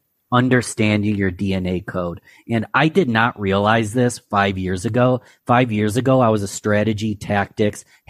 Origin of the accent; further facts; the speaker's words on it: Rochester, New York, United States; my Rochester, New York, my hometown